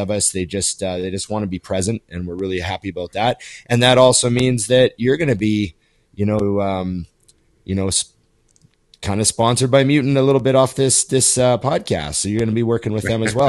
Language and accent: English; Canada; a Canadian kid